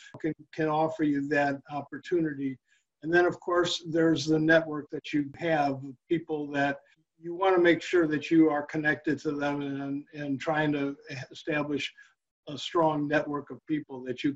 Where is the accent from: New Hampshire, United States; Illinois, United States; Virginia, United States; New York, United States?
Illinois, United States; Chicago; I grew up in Chicago